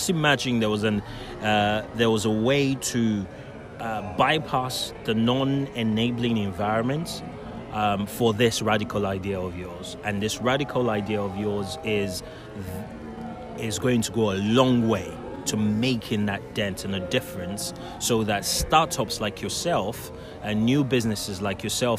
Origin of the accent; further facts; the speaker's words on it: Nigeria; So I guess what we can say, is, as a Nigerian, start with that.